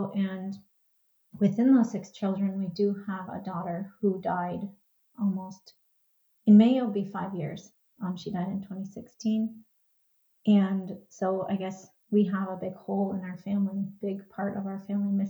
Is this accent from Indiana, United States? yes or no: no; Minnesota, United States; I am from Minnesota, like Twin Cities area, Minnesota.